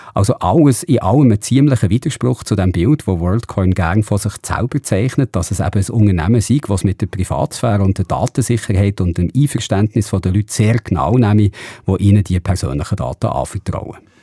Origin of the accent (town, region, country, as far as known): Switzerland